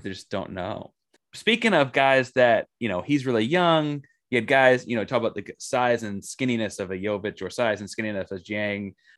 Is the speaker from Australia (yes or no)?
no; Austin, Texas, United States; I grew up in Austin, Texas, big Texas Longhorn guy